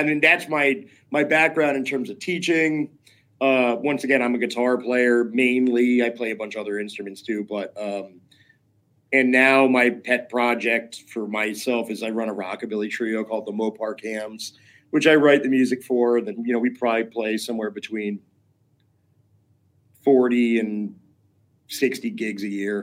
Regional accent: Schenectady, New York, United States; also born or lived in Potsdam, New York / Oneonta, New York; I was born in Schenectady, New York in 1975

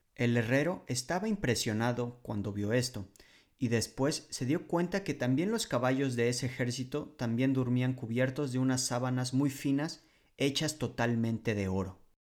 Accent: Mexico; moved away as an adult; now in Poland; Soy un mexicano viviendo en Polonia desde el año 2013

